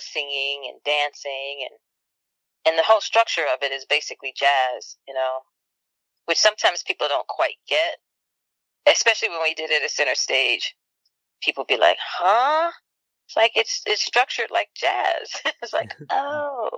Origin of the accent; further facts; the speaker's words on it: Chicago, Illinois, United States; I'm from Chicago and I spent part of my childhood on the South Side.